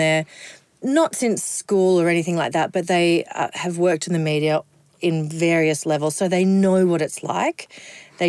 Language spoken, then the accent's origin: English; Kingaroy, Queensland, Australia; I am a girl from Kingaroy